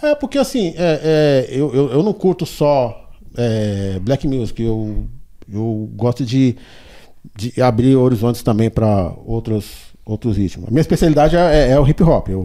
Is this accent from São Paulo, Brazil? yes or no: yes; São Paulo, Brazil; also born or lived in Diadema; quando eu tinha um ano, aí a gente veio pro Capão Redondo, onde a gente ficou